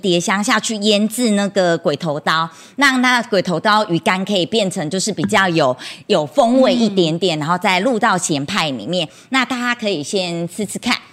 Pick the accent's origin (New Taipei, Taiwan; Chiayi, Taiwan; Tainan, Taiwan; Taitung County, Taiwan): Taitung County, Taiwan; Chenggong; 我也是土生土长的成功人，然后我从小就在新港教会长大